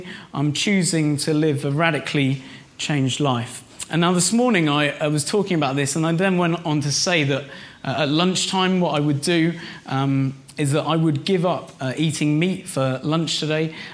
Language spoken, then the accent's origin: English; Reading, South East England, United Kingdom; moved away; I was in Reading, my hometown where I grew up